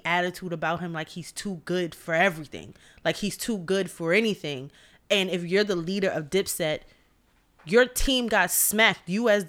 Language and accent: English; New York City, New York, United States; as a New Yorker